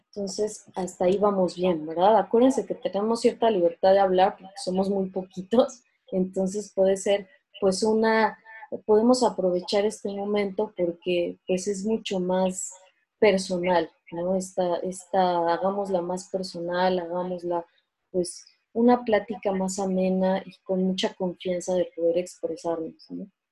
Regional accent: Mexico; somos mexicanos

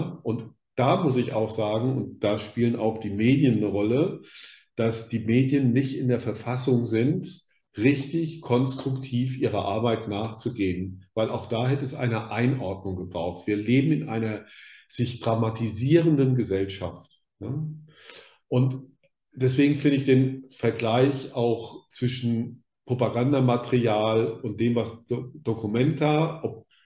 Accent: Rhineland-Palatinate, Germany; Ich komme aus der Pfalz, da gab es eine ganz starke Fraktion im Pfälzerwald, da gab es auch eine Wehrsportgruppe

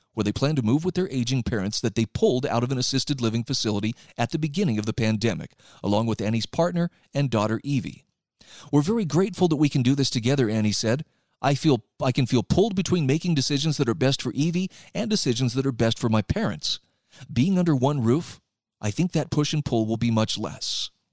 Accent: Utah, United States; in my home state of Utah right now

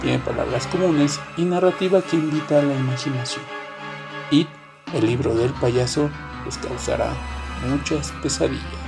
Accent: Mexico; mi país, México

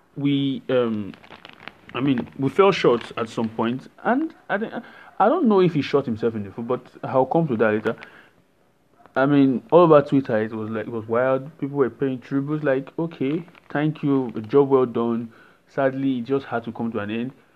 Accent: Nigeria; I'm Nigerian

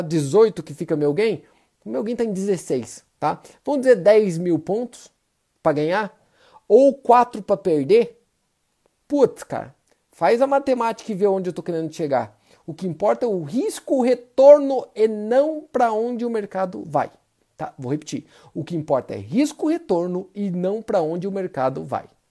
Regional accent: Brazil; Eu sou brasileiro

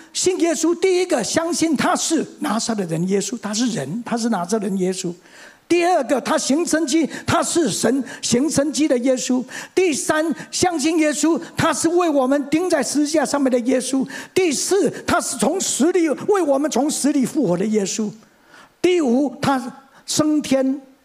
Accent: Mingjian, Nantou County, Taiwan; 我生在民国三十年，一九四一年，第二次世界大战爆发那一年。 我生在台湾的乡下，在南投的民间乡的赤水村

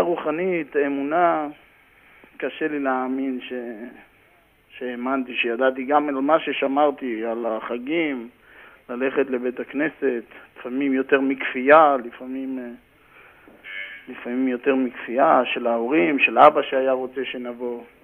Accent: Karmiel, Northern District, Israel; moved away as an adult; also born or lived in Haifa area (Krayot); now in New York, United States; גדלתי בכרמיאל, הייתי שחקן כדורגל בכרמיאל, קרוב ל-13 שנה, 14 שנה. למדתי בכרמיאל

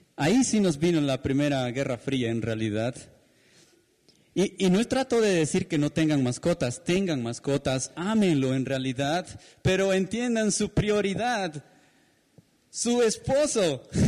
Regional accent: Peru; como peruanos

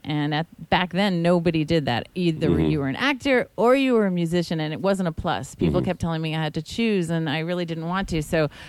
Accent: Long Island, New York, United States; also born or lived in Los Angeles; now in Newport Beach, United States; I'm actually from Long Island. I used to talk like this.

